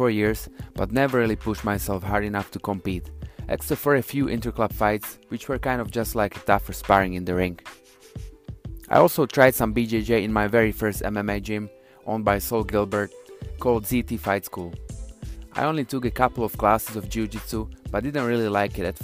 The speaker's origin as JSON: {"language": "English", "country": "Slovakia", "also_born_or_lived": "United Kingdom", "moved": "yes", "lives_now": "Toronto, Canada", "said": "Originally from Central Europe, country called Slovakia, former Czechoslovakia."}